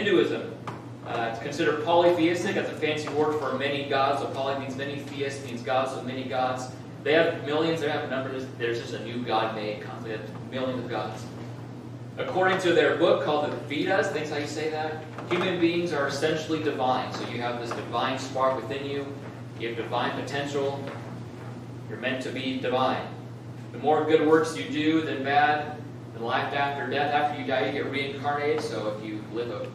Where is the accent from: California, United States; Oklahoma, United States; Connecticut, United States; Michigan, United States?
California, United States; Southern; moved away; I grew up in Southern California as a kid